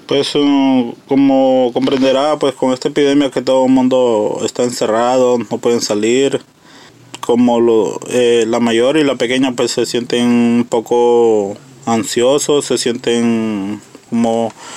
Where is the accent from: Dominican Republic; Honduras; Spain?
Honduras; moved away as an adult; now in United States; nosotros emigramos de Honduras por motivos de que allá hay mucha delincuencia